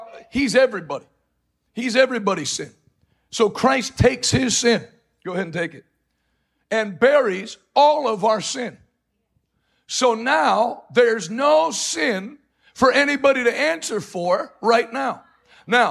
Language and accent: English; East Coast, United States; I'm from the East Coast, so we're straight to the point